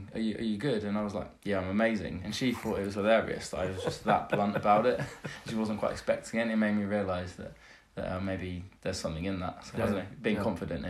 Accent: England, United Kingdom; now in United States; being a Brit in America, realising about modesty, that we're sort of over-modest in England.

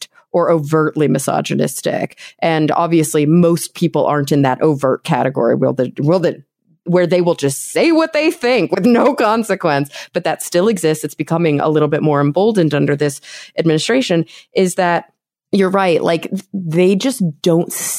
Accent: Plano, Texas, United States; also born or lived in New York; now in Los Angeles, United States; I grew up in Plano, Texas, right outside of Dallas.

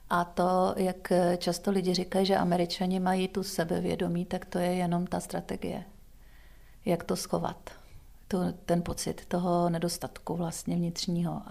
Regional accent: Czechia; my máme jako Češi strach se strapnit.

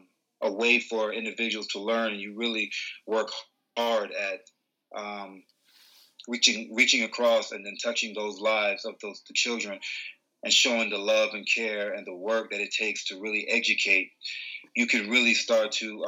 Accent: Atlanta, Georgia, United States; growing up in Atlanta, I was blessed to come from an immigrant background.

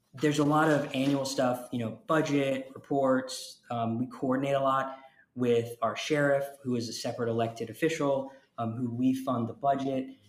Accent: Jacksonville, Florida, United States; also born or lived in Connecticut / Tallahassee, Florida; I was born in Connecticut, but I grew up in Jacksonville, Florida

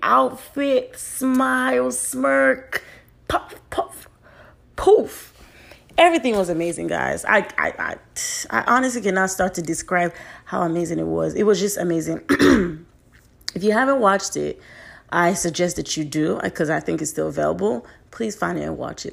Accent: Nigeria; I'm a Nigerian

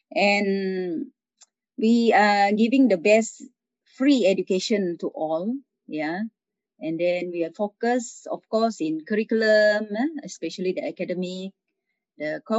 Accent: Sabah, Malaysia; the principal of Sekolah Menengah St. Francis Xavier Keningau. Yeah, I'm from Sabah, school from Sabah.

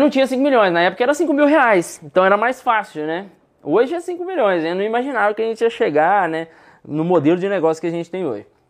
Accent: Sete Lagoas, Minas Gerais, Brazil; also born or lived in Contagem; now in Belo Horizonte, Brazil; Na verdade, eu nasci em Contagem, mas cresci aqui entre Contagem e BH. Até que com oito anos de idade, fui morar em Sete Lagoas, que é 70 quilômetros de Belo Horizonte

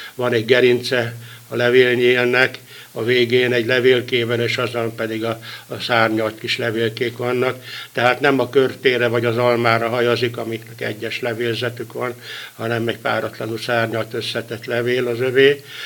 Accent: Tolna, Hungary; Tolnáról, tolnai vagyok

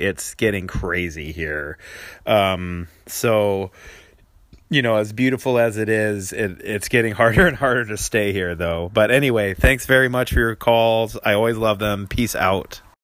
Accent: Richmond, Virginia, United States; now in Seattle, United States; I was actually born in Virginia. I was born in Richmond, Virginia.

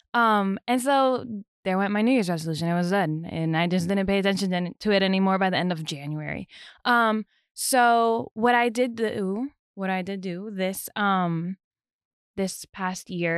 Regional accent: New Jersey, United States; moved away; I'm from Jersey, born and raised in New Jersey

